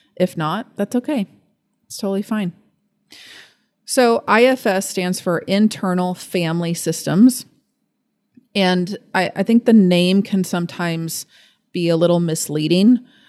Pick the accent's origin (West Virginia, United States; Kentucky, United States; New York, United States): Kentucky, United States; Fort Thomas; also born or lived in Lexington, Kentucky; I'm from Fort Thomas. So I was born here. I was raised here